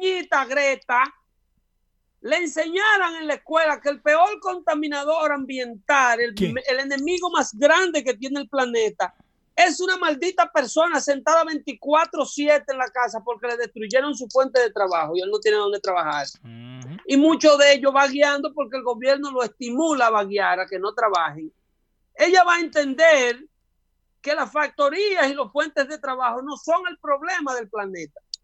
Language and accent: Spanish; United States; nosotros como americanos